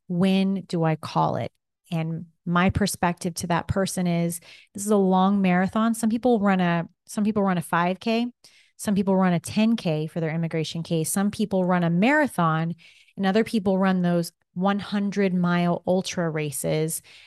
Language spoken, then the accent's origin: English; Kansas, United States; accent: Kansas; My Kansas accent comes through.